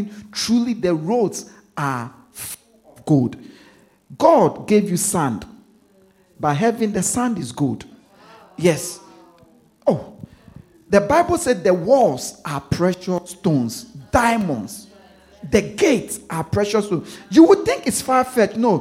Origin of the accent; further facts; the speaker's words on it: Ghana; now in London, United Kingdom; I'm from Ghana. I'm from a city in Ghana. I was born in the city. My village is in the city